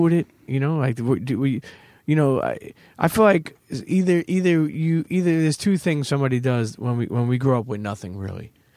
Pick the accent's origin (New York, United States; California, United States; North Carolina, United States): New York, United States; New York City; I grew up in Brooklyn